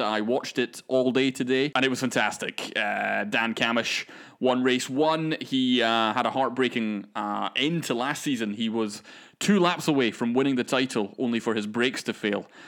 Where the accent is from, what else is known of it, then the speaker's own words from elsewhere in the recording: Scottish Highlands, Scotland, United Kingdom; Dingwall is in the Scottish Highlands. I grew up in the Scottish